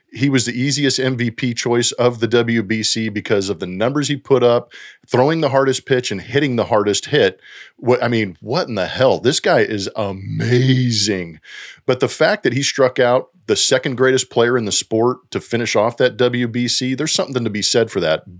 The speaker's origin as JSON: {"language": "English", "country": "United States", "said": "I'm an American"}